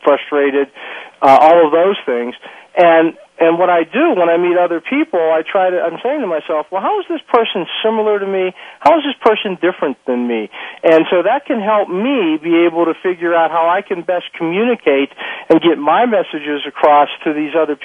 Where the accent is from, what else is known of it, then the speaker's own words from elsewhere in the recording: Pittsburgh, Pennsylvania, United States; I'm a guy from Pittsburgh, a working class guy